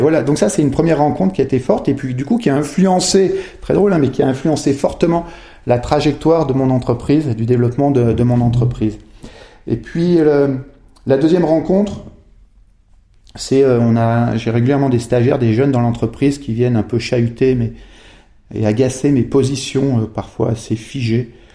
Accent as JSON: {"language": "French", "town": "Megève", "region": "Auvergne-Rhône-Alpes", "country": "France", "tie": "born or raised there", "said": "je suis né au village, dans un, magnifique village euh, de Haute-Savoie qui s'appelle Megève, et j'ai un parcours assez traditionnel d'enfant qui, qui a grandi dans un village"}